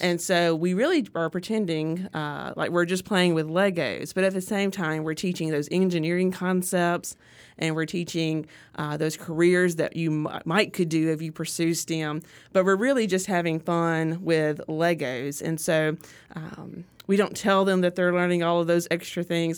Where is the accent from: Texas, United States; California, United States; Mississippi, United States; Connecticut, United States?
Mississippi, United States; Artesia; I grew up in Artesia